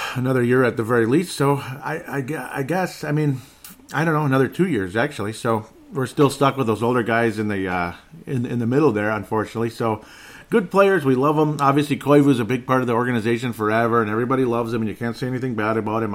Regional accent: Golden Valley, Minnesota, United States; I just was born and grew up in Golden Valley, Minnesota.

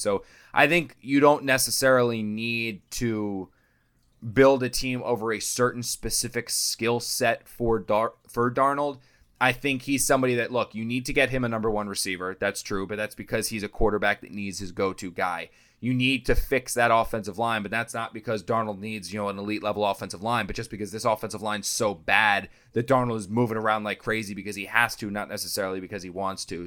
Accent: New Jersey, United States; moved away; I'm from South Jersey, so I went back home to South Jersey.

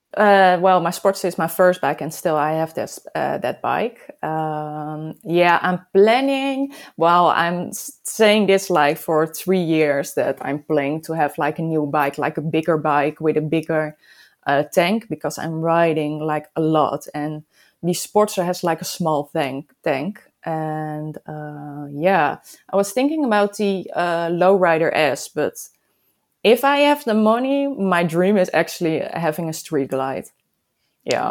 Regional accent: Netherlands; I'm from the Netherlands, of course. I live close to Amsterdam

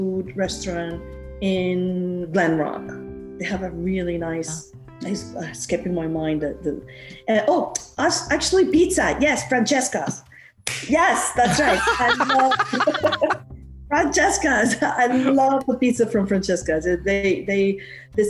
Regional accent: Peru; also born or lived in Queens, New York / New Jersey; now in Warwick, United States; I'm from Peru. I was born and raised in Peru.

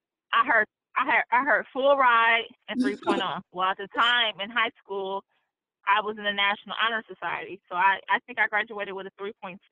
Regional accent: Saginaw, Michigan, United States; moved away as an adult; now in Columbus, Ohio, United States; Saginaw is what raised me.

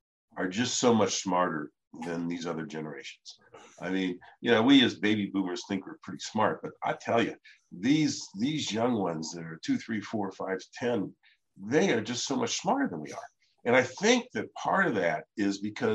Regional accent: Ohio, United States; my brother Larry and I grew up in Ohio

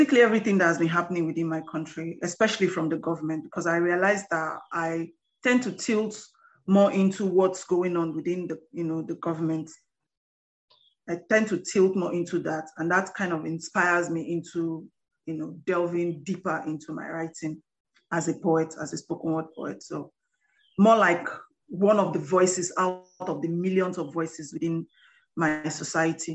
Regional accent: Rivers State, Nigeria; I'm from Nigeria, River State, Nigeria, based in Port Harcourt, precisely.

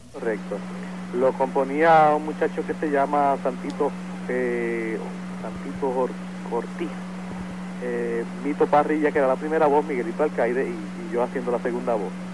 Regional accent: San Juan, Puerto Rico; born or raised there; also born or lived in Río Piedras, Puerto Rico

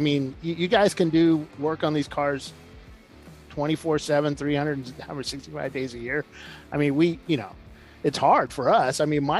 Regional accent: San Diego, California, United States; now in Central Virginia, United States; I'm from San Diego. I grew up in San Diego.

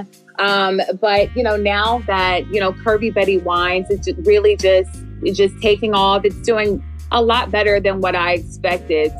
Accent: Philadelphia, Pennsylvania, United States; moved away as an adult; now in Atlanta, United States; I'm originally from Philadelphia too. So coming down here, you know, barely 2 years ago

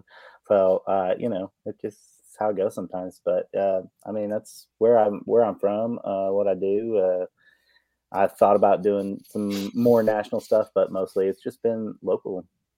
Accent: Oklahoma City, Oklahoma, United States; from Oklahoma City, born and raised. Just kind of grew up fishing around here, ponds and stuff like

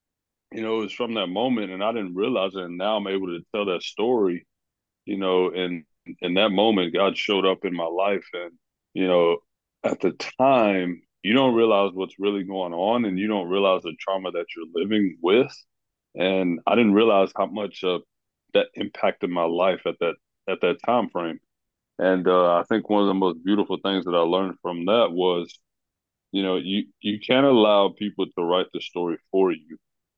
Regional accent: Knoxville, Tennessee, United States; also born or lived in Maryville; I'm originally from here in Knoxville, Tennessee. I was born in Maryville, Tennessee, but my parents and my family, we ended up moving to Knoxville, Tennessee.

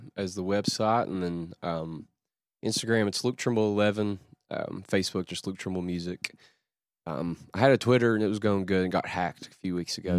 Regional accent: Paintsville, Kentucky, United States; It's all about just growing up in Kentucky and being thankful for that.

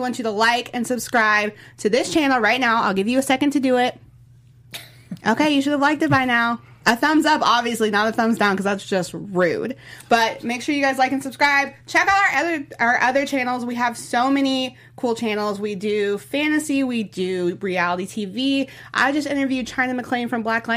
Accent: Louisville, Kentucky, United States; I'm from Louisville, Kentucky. I'm country as all get out.

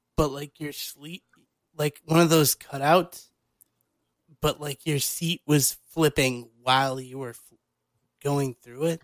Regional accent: Illinois, United States; my home state of Illinois

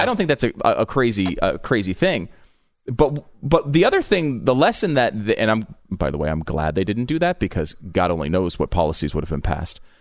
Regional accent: New York, United States; also born or lived in Connecticut; I was born in New York. Um, I grew up, uh, partially in New York, partially in Connecticut

